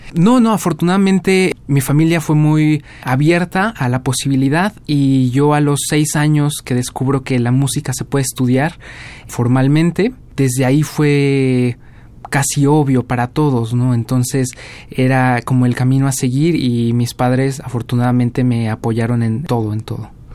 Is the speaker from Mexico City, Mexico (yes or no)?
yes; Mexico City, Mexico; moved away as an adult; also born or lived in Cardiff, Wales; yo soy de la Ciudad de México